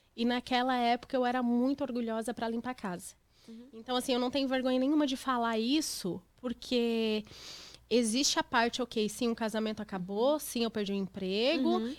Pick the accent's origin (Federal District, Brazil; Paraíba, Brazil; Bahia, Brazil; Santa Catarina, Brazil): Santa Catarina, Brazil; Criciúma; moved away as an adult; also born or lived in São Paulo; now in United States; Eu nasci em São Paulo, mas eu fui adotada em Criciúma, Santa Catarina